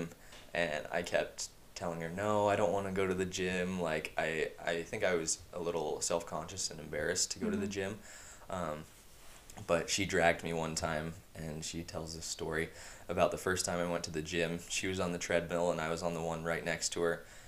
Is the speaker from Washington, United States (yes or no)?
yes; Yakima, Washington, United States; I was born and raised in Yakima, Washington.